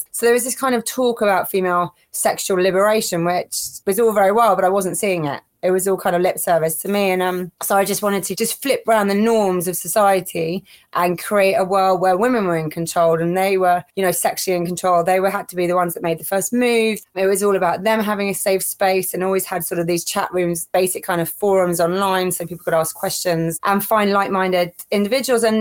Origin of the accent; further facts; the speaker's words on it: Kuwait; also born or lived in Middle East; but growing up in the Middle East, the parties I'd seen, you know, living in Kuwait where alcohol's illegal and stuff